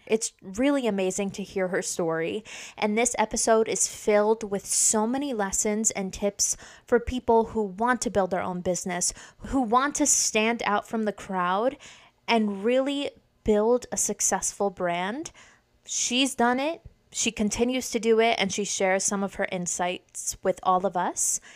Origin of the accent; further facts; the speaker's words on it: Dutchess County, New York, United States; now in Saratoga Springs, United States; I'm originally from Dutchess County. Now I'm in Saratoga Springs, upstate.